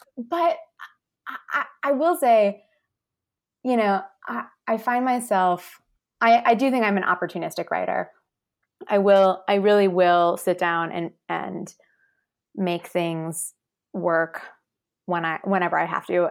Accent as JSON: {"language": "English", "region": "Midwest", "country": "United States", "said": "I'm from the Midwest"}